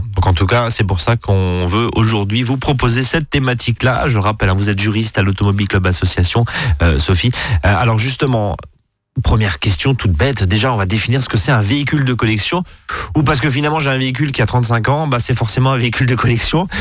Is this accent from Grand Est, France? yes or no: yes; Alsace, Grand Est, France; chez nous en Alsace